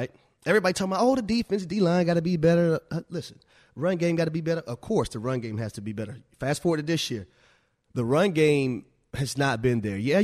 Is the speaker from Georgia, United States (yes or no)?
yes; Atlanta, Georgia, United States; I'm from Atlanta